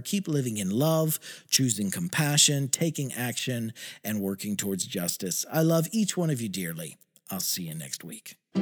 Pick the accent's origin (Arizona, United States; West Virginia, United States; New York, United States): West Virginia, United States; my home state of West Virginia